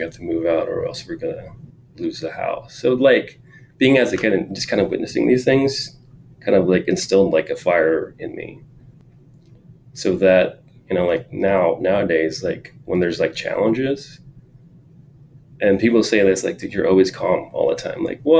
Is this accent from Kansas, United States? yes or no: no; San Jose, California, United States; And then, yeah, also growing up in East San Jose, like, my parents didn't have a lot of money, lower income.